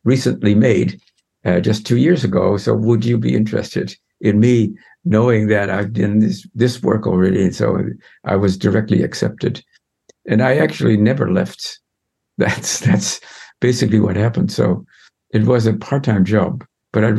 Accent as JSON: {"language": "English", "country": "Netherlands", "also_born_or_lived": "Amsterdam / Utrecht"}